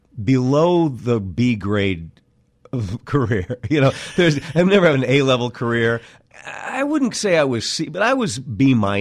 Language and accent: English; Cedar Falls, Iowa, United States; moved away as an adult; I was born in Cedar Falls, Iowa.